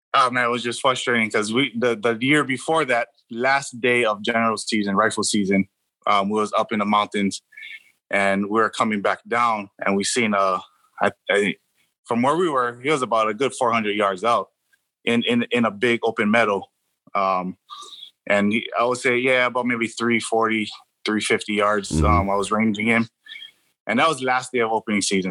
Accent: Hawaii, United States; now in California, United States; born and raised in Hawaii. Um, I, I, came out to California in 03, so I've been out here for a while

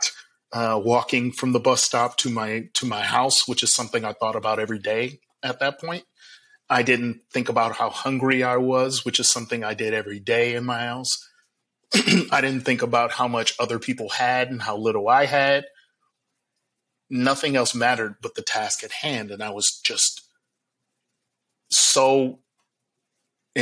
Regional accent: Milwaukee, Wisconsin, United States; I grew up in Milwaukee, Wisconsin

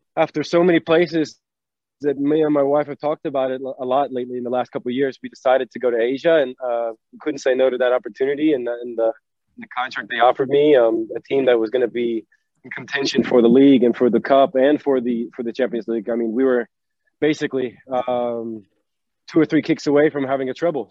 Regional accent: North Carolina, United States; moved away as an adult; also born or lived in New York / Norway; I was born in New York. I was raised in North Carolina, um, to my dad

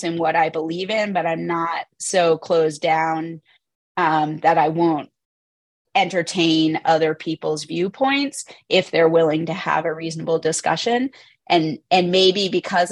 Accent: Northern Virginia, United States; now in Utah, United States; I grew up in Northern Virginia, outside

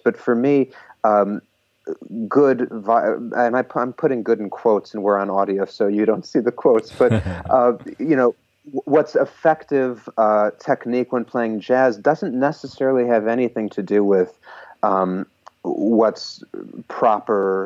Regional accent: a suburb of Chicago, Illinois, United States; now in New York, United States; I grew up in a suburb of Chicago

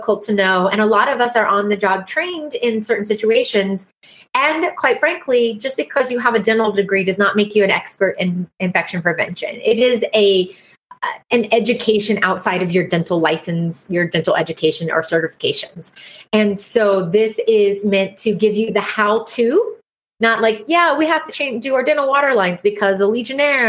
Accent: South Carolina, United States; I'm a hygienist from South Carolina

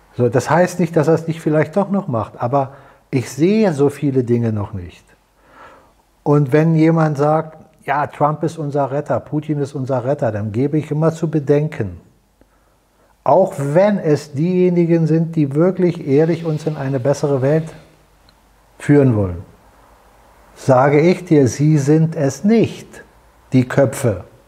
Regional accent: Germany; als Deutsche

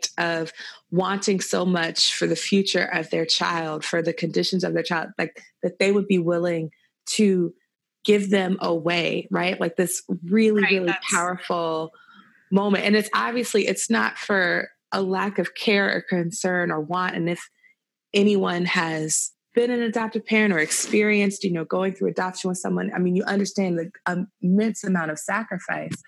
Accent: the South, United States; growing up in the South

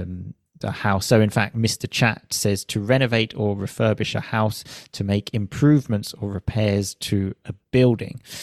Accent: United Kingdom; I moved back to my home country, the U K

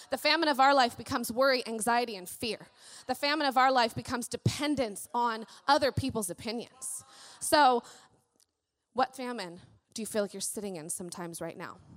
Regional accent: Colorado Springs, Colorado, United States; born there; I was born in Colorado Springs, and um, I had kind of the unfortunate event of my biological father left when I was six, six and a half.

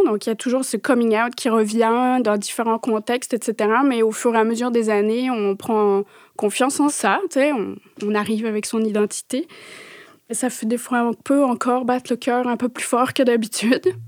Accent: Paris, Île-de-France, France; moved away; Je suis née en France, euh, j'ai grandi à Paris

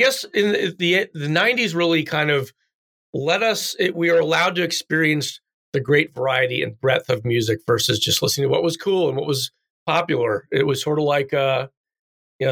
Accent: United States; moved away as an adult; now in Chicago, United States; I grew up in the East Coast

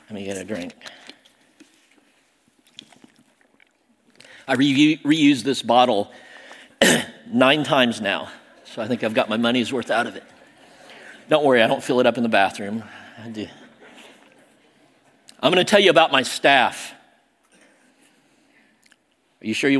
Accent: Southern Illinois, United States; also born or lived in Seoul, South Korea; I was adopted, raised by rednecks in Southern Illinois. I was adopted from Seoul, Korea, South Korea

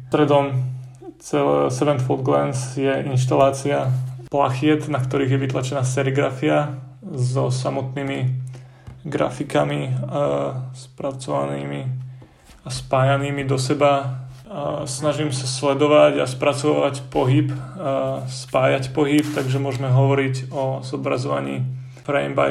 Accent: Dobroč, Banská Bystrica Region, Slovakia; Pochádzam vlastne z Dobroči, čo je taká malá dedinka medzi Lúčencom a Detvou, obklopená takými horami a všetkými sladkými vecami.

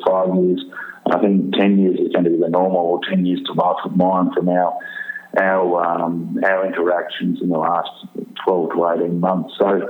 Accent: Ipswich, Queensland, Australia; I was born in Ipswich, outside of Brisbane, to a family of coal miners, and commenced with a company called New Hope Corporation in Ipswich in 1982

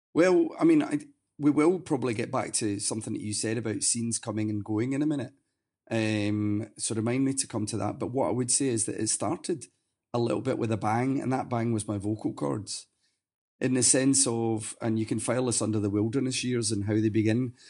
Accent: Glasgow, Scotland, United Kingdom; moved away as an adult; now in Sweden; my hometown of Glasgow

